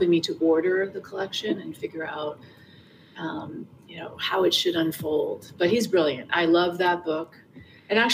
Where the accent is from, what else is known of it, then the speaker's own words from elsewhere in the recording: New York City, New York, United States; moved away as an adult; now in Rhode Island, United States; I grew up in Hell's Kitchen, then I moved down to the West Village when I was three. And then we kind of bopped around between the West Village and the East Village for my whole life